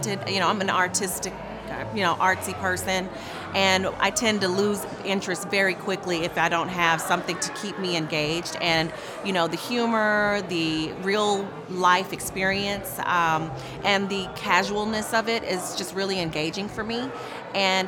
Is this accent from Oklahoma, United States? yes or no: yes; Tulsa, Oklahoma, United States; I'm from Tulsa, Oklahoma.